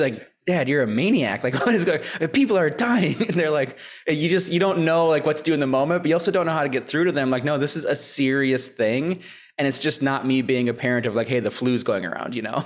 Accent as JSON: {"language": "English", "region": "Minnesota", "country": "United States", "tie": "born or raised there", "said": "my hometown. I'm from Minnesota"}